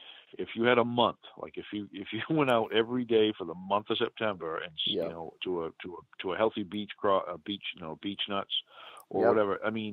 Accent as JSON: {"language": "English", "region": "Northeast", "country": "United States", "tie": "born or raised there", "accent": "New England", "lives_now": "New Hampshire, United States", "said": "growing up in the Northeast"}